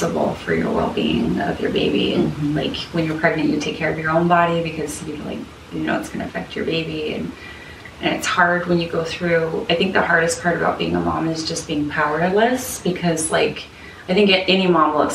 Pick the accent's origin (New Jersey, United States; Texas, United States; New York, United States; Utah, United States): Utah, United States; Salt Lake City; now in Portland, United States; I grew up in Salt Lake, and then I moved to Portland very purposely.